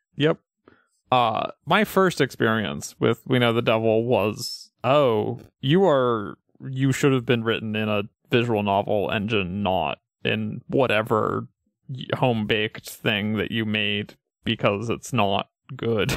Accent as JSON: {"language": "English", "area": "Pioneer Valley", "region": "Massachusetts", "country": "United States", "tie": "born or raised there", "said": "I grew up in the Pioneer Valley"}